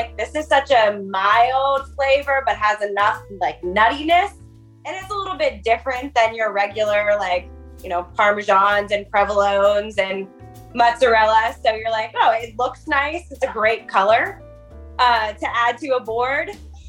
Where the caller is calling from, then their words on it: Annapolis, Maryland, United States; I am a preschool teacher calling from Annapolis, Maryland.